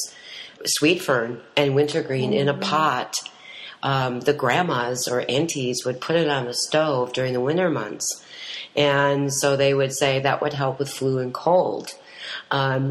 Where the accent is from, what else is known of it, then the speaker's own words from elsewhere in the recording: Green Bay, Wisconsin, United States; now in Western North Carolina, United States; where I grew up around the Green Bay area, but my tribe is 45 minutes northwest of Green Bay